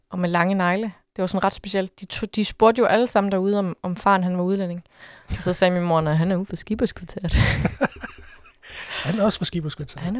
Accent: Jutland, Denmark; jeg ved godt, hvor jeg er fra. Jeg er fra Jylland.

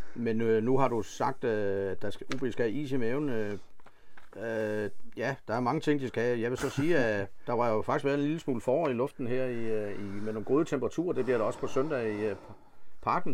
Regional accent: Funen, Southern Denmark, Denmark; vi er jo fynboer

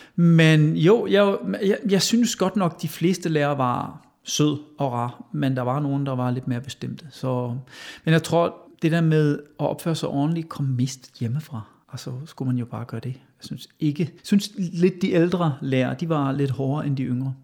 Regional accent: Westerwald, Rhineland-Palatinate, Germany; Danish is a second language; moved away as an adult; also born or lived in Hesse / Essen / England; now in Denmark; Jeg blev født i Hassen, men opvokset i Vestervald.

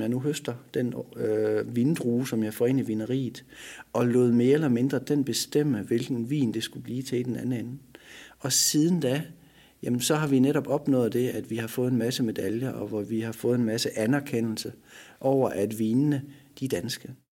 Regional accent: Denmark; her hjemme i Danmark

